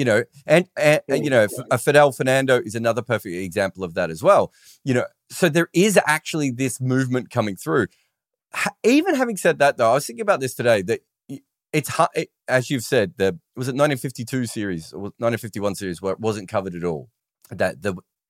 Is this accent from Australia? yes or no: yes; Australia; moved away as an adult; also born or lived in England; I was an Australian in England